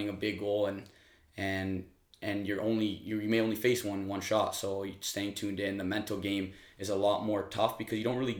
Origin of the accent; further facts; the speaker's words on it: Canada; being a Canadian kid, where we live, biggest hockey market in the world.